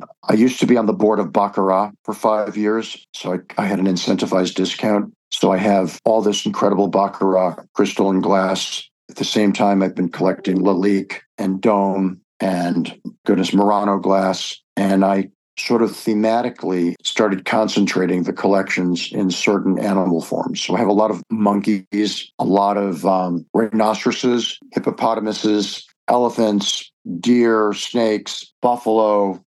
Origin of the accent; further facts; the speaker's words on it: Cleveland, Ohio, United States; now in New York, United States; I grew up in Cleveland, Ohio.